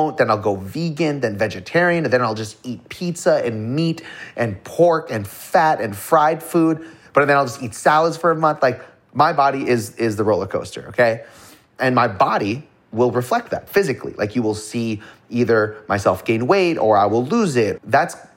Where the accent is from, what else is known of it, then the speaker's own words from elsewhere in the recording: Toronto, Ontario, Canada; I was born in Toronto, Canada, to not well-to-do family by any means.